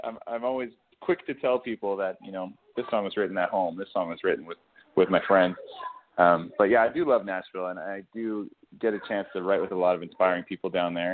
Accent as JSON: {"language": "English", "region": "Alberta", "country": "Canada", "tie": "born or raised there", "said": "growing up in Alberta"}